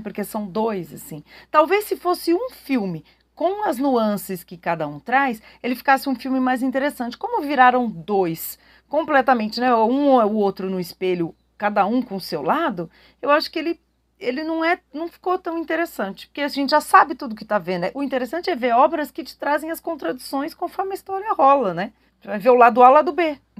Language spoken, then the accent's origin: Portuguese; Brazil; nós brasileiros